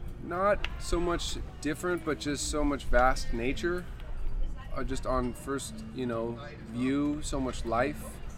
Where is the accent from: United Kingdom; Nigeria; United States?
United States; Long Beach, California; I am from Long Beach, California, which is Southern California, that's South LA, for those who don't know. And I'm in Alaska for my very first time.